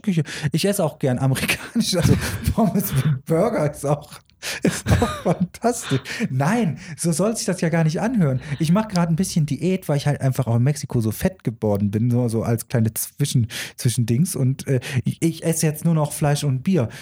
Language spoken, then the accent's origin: German; Germany; bei uns in Deutschland